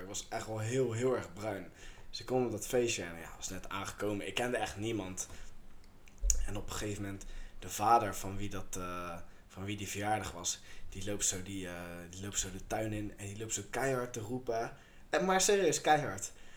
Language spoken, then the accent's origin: Dutch; Chile; now in Netherlands; Ik kom uit Chili.